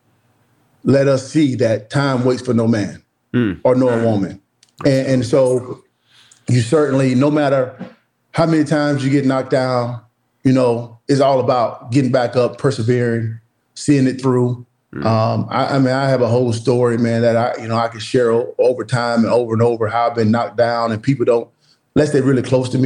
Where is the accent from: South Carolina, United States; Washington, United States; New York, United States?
South Carolina, United States; Woodruff; moved away; back in my hometown of Woodruff, South Carolina